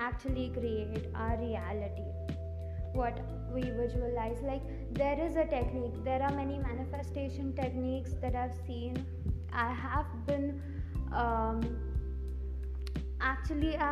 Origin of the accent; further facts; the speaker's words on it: India; English is a second language; English is not my primary language. I am from India